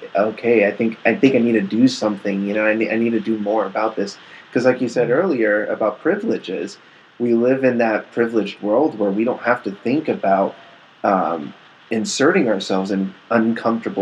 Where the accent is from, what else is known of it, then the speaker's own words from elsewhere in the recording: Central Valley, California, United States; we're here in the Central Valley